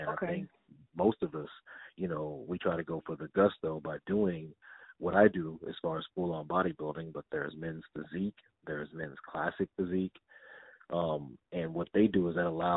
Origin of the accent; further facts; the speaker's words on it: Denton, Texas, United States; moved away; I'm a young little black kid from Denton, Texas